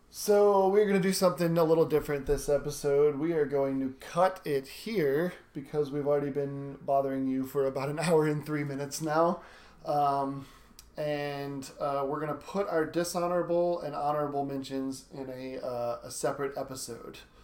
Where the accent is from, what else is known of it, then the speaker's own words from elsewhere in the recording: Louisiana, United States; my hometown or my home state